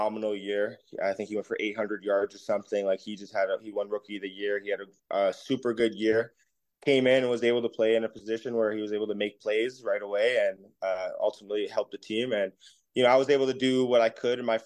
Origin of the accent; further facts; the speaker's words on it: Canada; as a Canadian